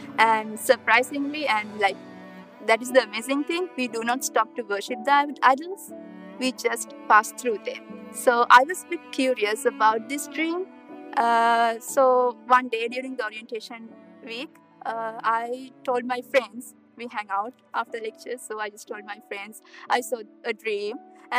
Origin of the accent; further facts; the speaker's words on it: Sri Lanka; moved away as an adult; now in Kansas, United States; my home country is Sri Lanka. And I'm a second year graduate student studying for my PhD in chemistry at K-State. I've been raised in a strong Buddhist background